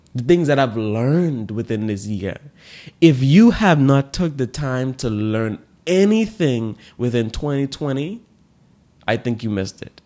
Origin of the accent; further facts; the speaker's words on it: Bahamas; In the Bahamas here, I didn't, like, learn growing up gratitude